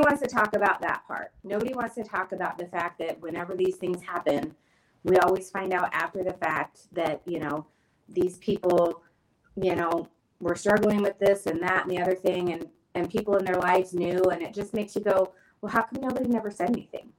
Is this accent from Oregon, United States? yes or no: yes; Springfield, Oregon, United States; also born or lived in Eugene, Oregon / Creswell, Oregon; I was born and raised in Springfield, and I, you know, graduated from Thurston, but I had to move into Eugene